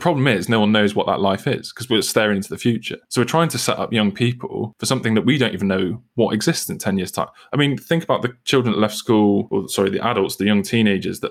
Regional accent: United Kingdom; I'm British

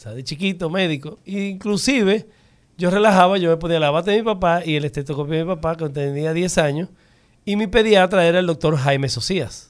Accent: Dominican Republic; yo me siento muy orgulloso como dominicano

